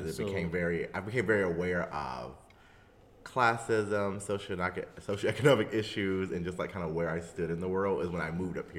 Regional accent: North Carolina, United States; moved away; I'm from North Carolina.

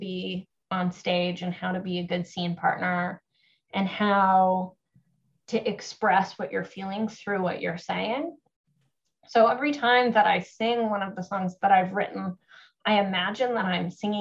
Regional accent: Kenora, Ontario, Canada; my hometown of Kenora, Ontario

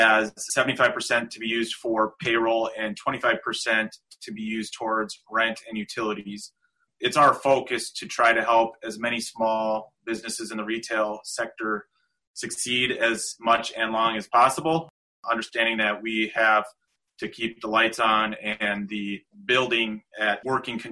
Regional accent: South Dakota, United States; I am born and raised in South Dakota. I've been here my whole life

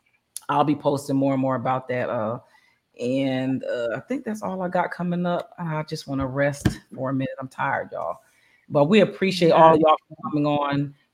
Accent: Bristol, Pennsylvania, United States; in my hometown, Bristol, Pennsylvania

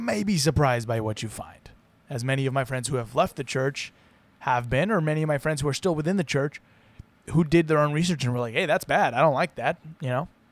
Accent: Utah, United States; My home state is, of course, Utah

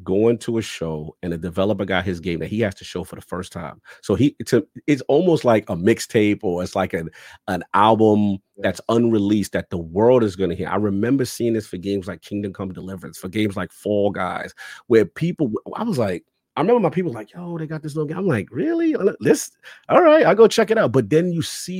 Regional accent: New York City, New York, United States; I'm a kid from the South Bronx

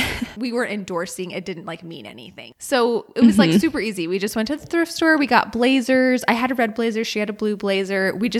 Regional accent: Alaska, United States; moved away; People knew I was from Alaska.

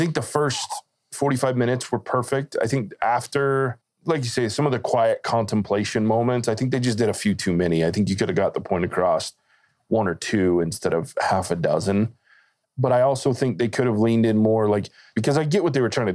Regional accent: the South, United States; I grew up in the South. Like, my family's from the deep South on my mom's side

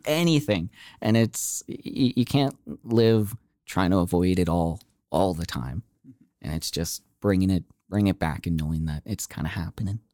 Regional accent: Okotoks, Alberta, Canada; growing up in Okotoks

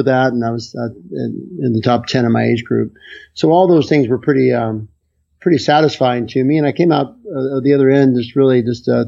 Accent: Chesapeake, West Virginia, United States; also born or lived in Charlottesville, Virginia; I grew up in Chesapeake, West Virginia, which is a great little town, coal mining town.

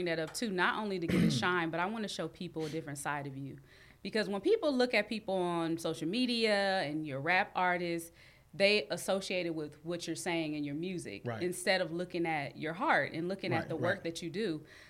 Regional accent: Long Beach, California, United States; I'm from Long Beach.

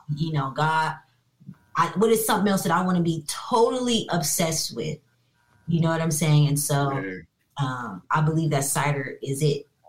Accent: Inglewood, California, United States; also born or lived in Long Beach, California; I actually was born and raised in Inglewood, California

